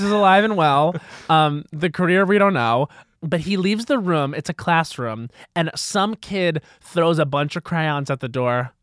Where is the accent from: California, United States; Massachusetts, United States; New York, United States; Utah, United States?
New York, United States; Long Island; I'm from Long Island where it was very sports